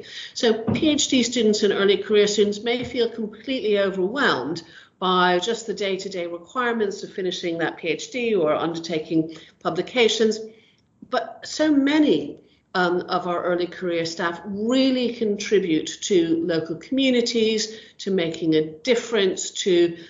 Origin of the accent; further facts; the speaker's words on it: United States; moved away as an adult; now in United Kingdom; my career started really in the early 80s when I came over from America to do a master's here in the UK at the University of London